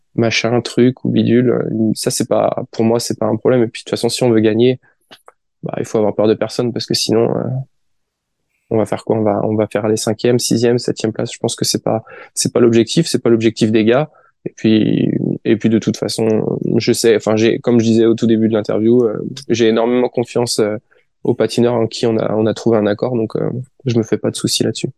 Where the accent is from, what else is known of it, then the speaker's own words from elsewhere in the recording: France; je suis français